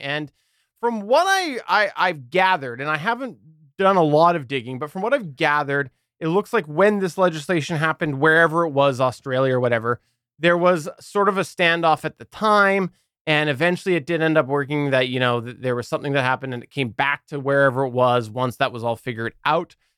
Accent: Canada; as a Canadian

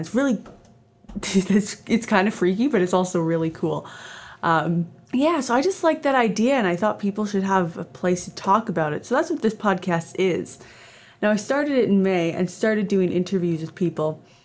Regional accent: Canada; also born or lived in Edmonton, Alberta; I am Canadian. I live in Edmonton, Alberta, Canada.

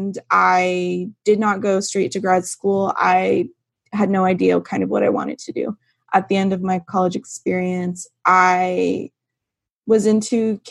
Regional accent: Turlock, California, United States; moved away as an adult; now in Sacramento, United States; I grew up in Turlock, not too far from Louise, and I attended Turlock High

